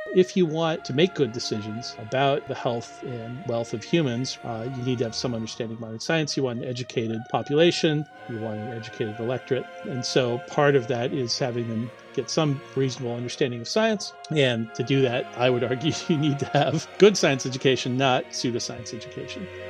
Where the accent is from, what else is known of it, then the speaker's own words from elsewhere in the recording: United States; moved away as an adult; now in Auckland, New Zealand; as you can probably tell from my accent, right, I'm not originally from New Zealand. I did all my, uh, you know, I grew up and did all my uh, schooling in the U.S.